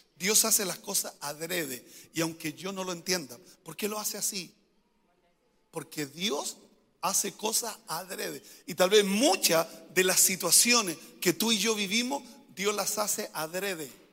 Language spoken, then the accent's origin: Spanish; Coronel, Biobío, Chile; moved away; Yo soy del sur, de Coronel